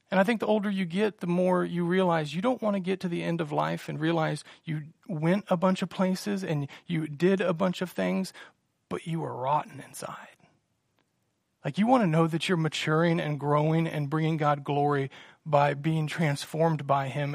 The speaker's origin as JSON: {"language": "English", "town": "Salina", "country": "United States", "also_born_or_lived": "Virginia", "said": "we got married here in Salina, moved to Virginia, and we were twenty-two hours from home"}